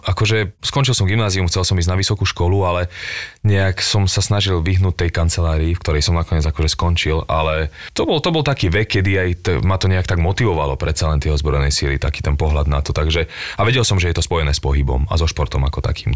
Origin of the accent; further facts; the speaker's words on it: Bratislava, Bratislava Region, Slovakia; also born or lived in Bánovce nad Bebravou, Slovakia; tam som začal chodiť do školy a keď som mal 10 rokov, sme prišli do Bratislavy, odvtedy som tu